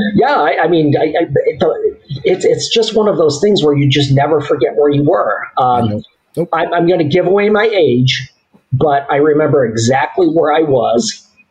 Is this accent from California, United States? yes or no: no; Southgate, Michigan, United States; I grew up in Southgate. It's a suburb of Detroit, just south of Detroit